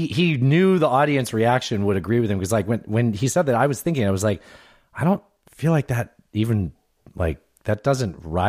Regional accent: West Coast, United States; growing up on the West Coast

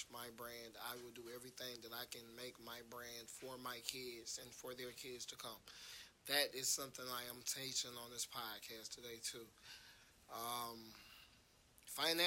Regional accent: Atlanta, Georgia, United States; I'm from Atlanta

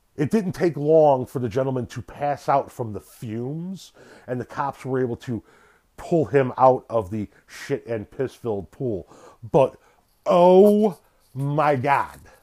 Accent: Illinois, United States; from my home state of Illinois. And actually not too far away from where I live.

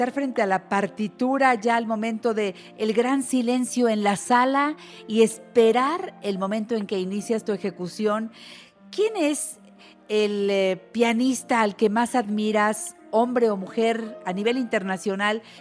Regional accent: Mexico City, Mexico; Aquí en la Ciudad de México.

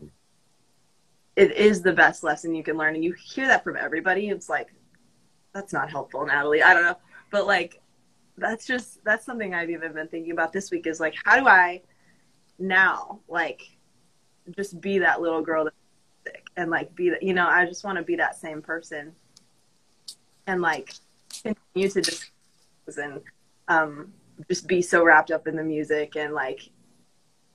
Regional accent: Colorado Springs, Colorado, United States; moved away as an adult; now in Nashville, United States; I'm from Colorado Springs

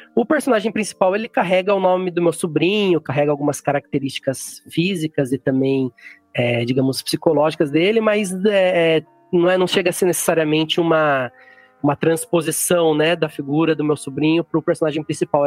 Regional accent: Jundiaí, São Paulo, Brazil; moved away as an adult; also born or lived in Mogi Mirim, São Paulo / Viçosa, Minas Gerais; now in Itanhaém, Brazil; Eu fui criado mesmo em Jundiaí, também no interior, fica bem próximo da, da capital.

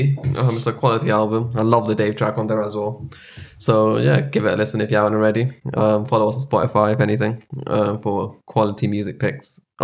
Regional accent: London, United Kingdom; I'm from London.

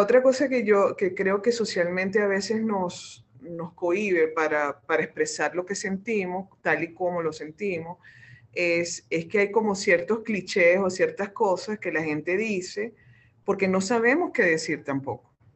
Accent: Venezuela

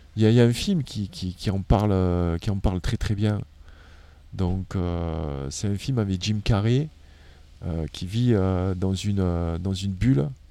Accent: France; En tant que Français

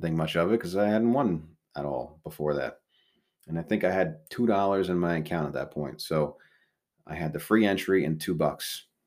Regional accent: Southold, New York, United States; we really wanted to raise our kids in Southhold. It's where I grew up.

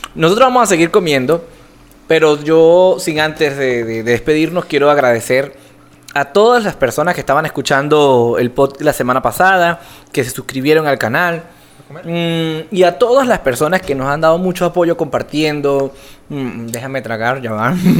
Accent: Venezuela; now in Colombia; yo como venezolano estoy acostumbrado a comer esta arepa

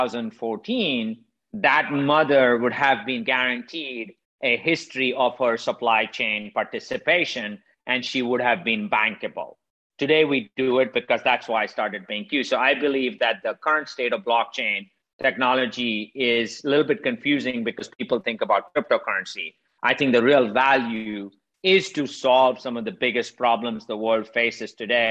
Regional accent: India; moved away as an adult; now in United States; I'm originally from India. I grew up poor in India. I left almost 30 years ago, came to the United States about 25 years ago.

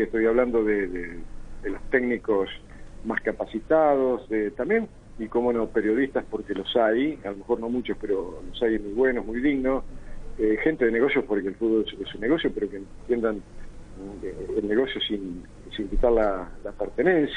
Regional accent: Argentina; ni siquiera somos la Argentina que algún día conocí y que, ahora desconozco

